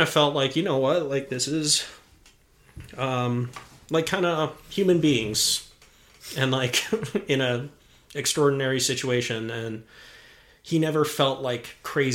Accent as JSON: {"language": "English", "region": "Colorado", "country": "United States", "tie": "born or raised there", "said": "we're from Colorado. We're born and raised."}